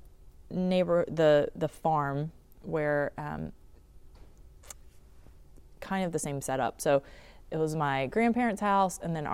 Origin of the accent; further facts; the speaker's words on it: North Carolina, United States; So I grew up in Eastern North Carolina